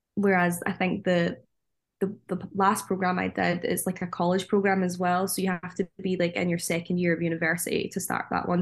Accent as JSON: {"language": "English", "region": "Scotland", "country": "United Kingdom", "moved": "as an adult", "said": "us as Scottish people or Northern Irish people or Welsh people"}